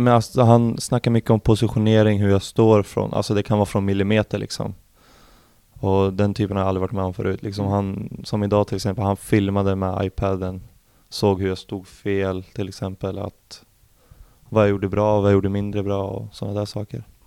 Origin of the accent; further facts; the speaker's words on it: Arboga, Västmanland, Sweden; also born or lived in Eskilstuna; now in Norrköping, Sweden; I Arboga södra, heter det. En liten stad där jag är ifrån.